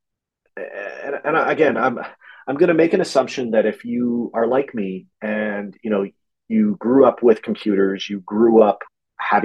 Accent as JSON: {"language": "English", "town": "Halifax", "region": "Nova Scotia", "country": "Canada", "tie": "born or raised there", "said": "here in my hometown of Halifax"}